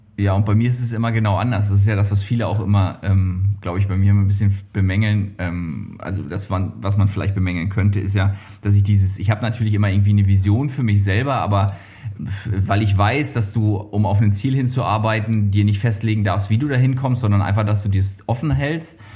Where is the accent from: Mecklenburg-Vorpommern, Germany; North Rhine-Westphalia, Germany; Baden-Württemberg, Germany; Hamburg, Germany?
Mecklenburg-Vorpommern, Germany; ich bin ja äh, auf dem Bauernhof groß geworden